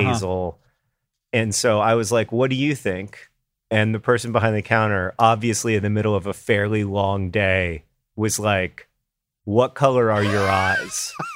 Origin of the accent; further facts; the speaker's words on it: Indianapolis, Indiana, United States; I'm from Indianapolis